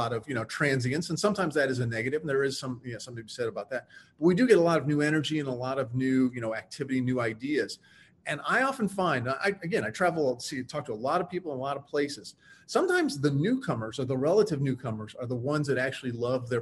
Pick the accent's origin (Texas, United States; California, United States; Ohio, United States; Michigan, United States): Ohio, United States; now in St. Petersburg, United States; I'm originally from Ohio.